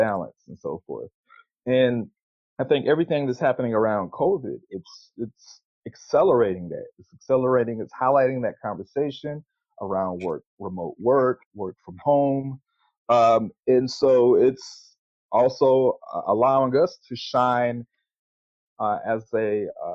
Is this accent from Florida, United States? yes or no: yes; Pensacola, Florida, United States; now in Atlanta, United States; I grew up in Pensacola, Florida